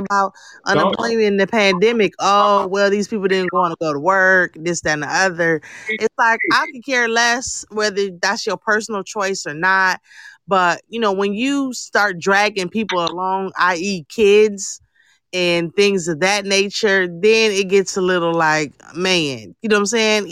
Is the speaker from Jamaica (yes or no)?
yes; Jamaica; I am Jamaican